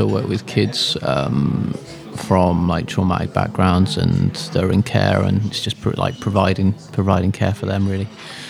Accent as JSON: {"language": "English", "town": "Bridgwater", "region": "South West England", "country": "United Kingdom", "moved": "as an adult", "lives_now": "Shropshire, United Kingdom", "said": "I'm originally from Somerset, near Bridgewater in Somerset. Moved up here, met my wife, and she's from Cheshire, so we moved up here. She got a job over this way, and we moved up here about 11 years ago now."}